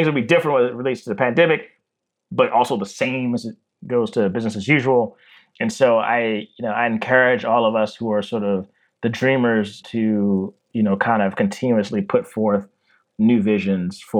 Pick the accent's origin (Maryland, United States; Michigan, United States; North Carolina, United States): Maryland, United States; Baltimore; I'm from Baltimore, Maryland